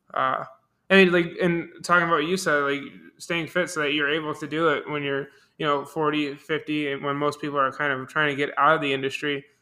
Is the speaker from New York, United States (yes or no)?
yes; Buffalo, New York, United States; moved away; I'm from Buffalo, New York